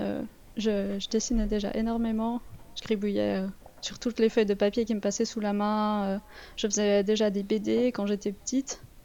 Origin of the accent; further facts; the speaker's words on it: Vaud, Switzerland; accent: Vaudois; mon accent vaudois